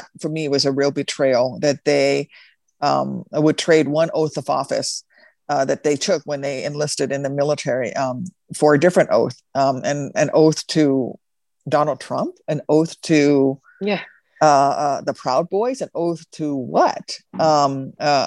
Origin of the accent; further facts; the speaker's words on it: Midwest, United States; I'm from the Midwest. I am from a prairie state